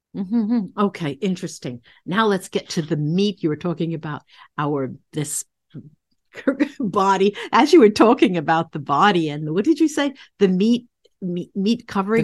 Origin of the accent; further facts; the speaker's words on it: United States; I'm, I'm an American